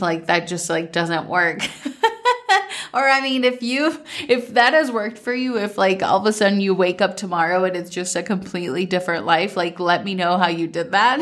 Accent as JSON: {"language": "English", "region": "Minnesota", "country": "United States", "tie": "born or raised there", "said": "growing up in Minnesota"}